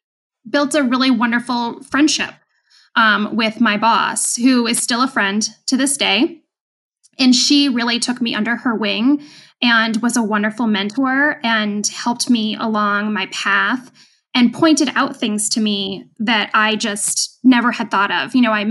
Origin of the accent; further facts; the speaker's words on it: New England, United States; And I mean, I grew up in New England. I understand the stock exchange. It was a lot closer to home.